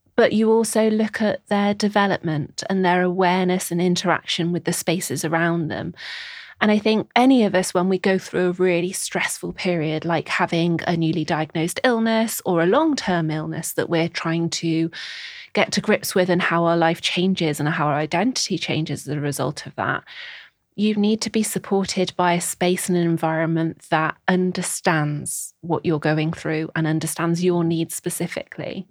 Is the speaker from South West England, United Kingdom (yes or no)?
no; Birkenhead, North West England, United Kingdom; moved away as an adult; also born or lived in Nottingham / Scotland; now in London, United Kingdom; I am originally from Birkenhead on the Wirral, uh, s, get the ferry across the Mersey and you'll find my home there